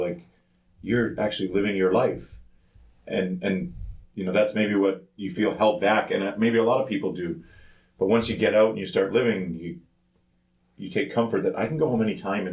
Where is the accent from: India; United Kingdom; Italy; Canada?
Canada; moved away as an adult; we grew up in Canada, which is very kind of open and multicultural in lots of ways